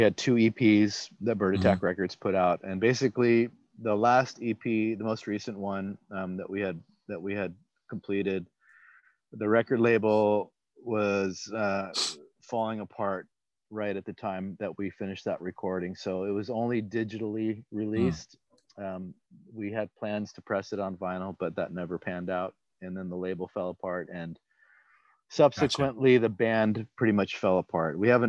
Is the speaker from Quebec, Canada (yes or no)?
no; Hamilton, Ontario, Canada; also born or lived in Madison, Wisconsin; I was born in Madison, Wisconsin, lived there for first 6 years of my life, actually first 5 years of my life, then moved to Hamilton, Ontario.